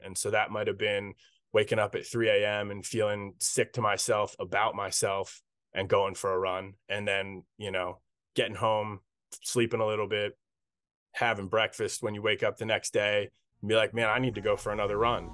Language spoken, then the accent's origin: English; Carlisle, Pennsylvania, United States; my hometown of Carlisle, Pennsylvania